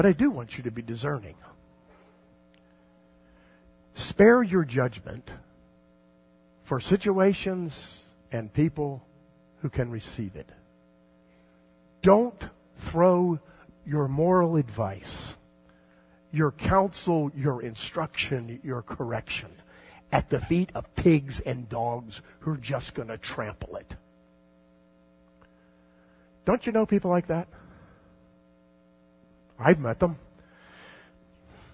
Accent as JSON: {"language": "English", "region": "South Florida", "country": "United States", "tie": "born or raised there", "said": "when I was a kid growing up in South Florida"}